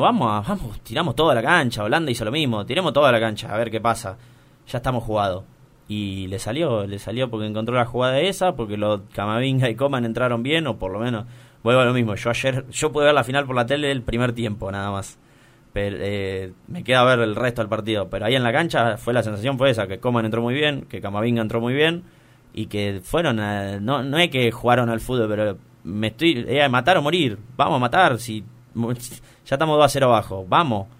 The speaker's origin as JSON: {"language": "Spanish", "country": "Argentina", "said": "soy argentino"}